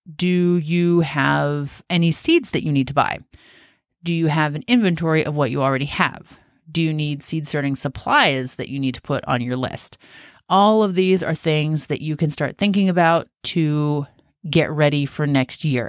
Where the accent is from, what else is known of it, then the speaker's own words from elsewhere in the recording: Washington, United States; moved away as an adult; I grew up in Washington State